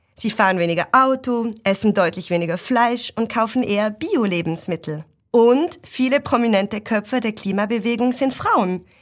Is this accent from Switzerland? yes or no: yes; Switzerland; ich habe einen Akzent, weil ich aus der Schweiz komme